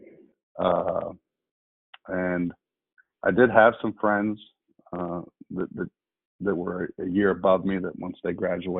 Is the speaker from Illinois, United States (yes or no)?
no; Alabama, United States; also born or lived in California / New Jersey / North Carolina; I was born in Alabama, moved to California, moved to Jersey, moved to North Carolina, and then back to Alabama all by the age of 15.